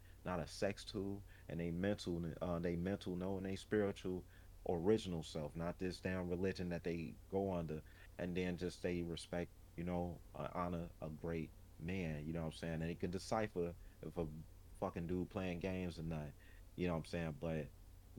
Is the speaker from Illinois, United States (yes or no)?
yes; Chicago, Illinois, United States; as a Chicagoan, you know what I'm saying, born in a domestic violence home